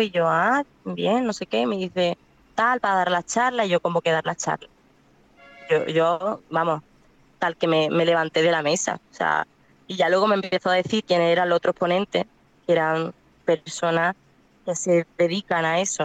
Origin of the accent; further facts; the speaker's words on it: Málaga, Andalusia, Spain; moved away; also born or lived in Cádiz; yo soy de Málaga, pero estudio en Cádiz